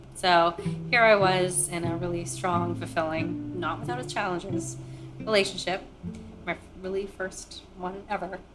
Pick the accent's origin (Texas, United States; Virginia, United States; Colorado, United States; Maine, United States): Maine, United States; born or raised there; also born or lived in Kolkata, India